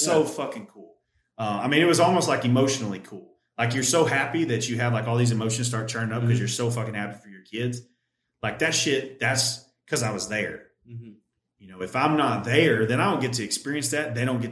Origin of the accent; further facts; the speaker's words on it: United States; as American men